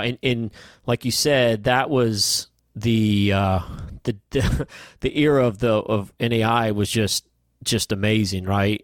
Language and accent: English; Huntsville, Alabama, United States; also born or lived in Cleveland / New York; I grew up in Huntsville